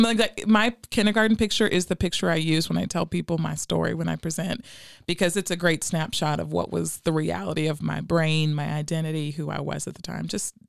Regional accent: Hope, Arkansas, United States; born there; So I was sharing earlier, I was born in Hope, Arkansas, so from the South

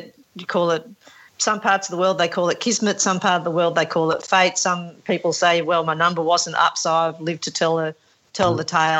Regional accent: Australia; we're Australian, we only speak English

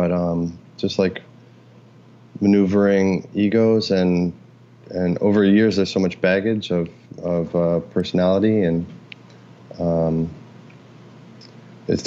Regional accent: Oakville, Ontario, Canada; moved away as an adult; also born or lived in Boston; now in New York, United States; I grew up in Oakville and Ontario

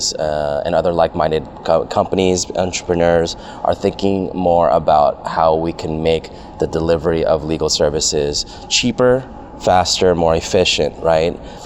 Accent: San Jose, California, United States; now in Los Angeles, United States; I grew up in San Jose, so I grew up a Sharks fan

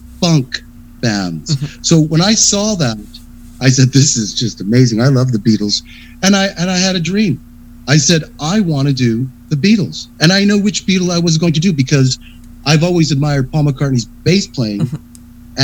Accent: Victoria, British Columbia, Canada; now in Calgary, Canada; I'm from Victoria

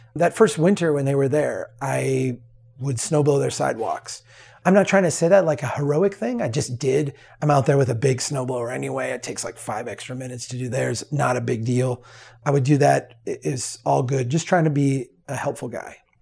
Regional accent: Brainerd, Minnesota, United States; the city of Brainerd. my hometown, the, the city that, uh, I grew up in.

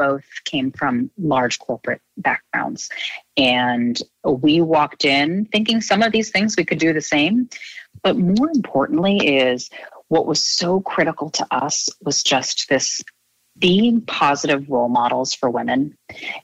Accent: Rhode Island, United States; I grew up in Rhode Island.

